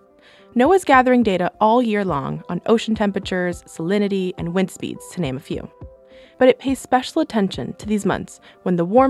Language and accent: English; Miami, Florida, United States; Growing up in Florida, I got used to 90-degree heat and a cool ocean breeze